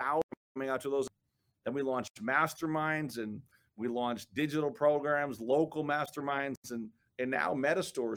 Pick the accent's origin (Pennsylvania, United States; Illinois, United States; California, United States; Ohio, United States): Illinois, United States; Chicago; I was born and raised in the South Side of Chicago